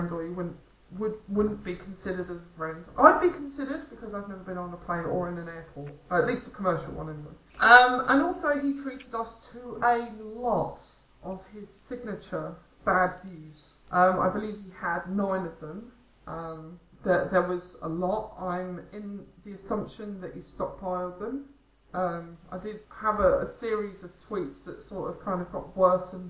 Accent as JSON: {"language": "English", "region": "the North of England", "country": "United Kingdom", "tie": "born or raised there", "moved": "yes", "lives_now": "South of England, United Kingdom", "said": "I am actually a Northerner, but I live in the South. I was born up there."}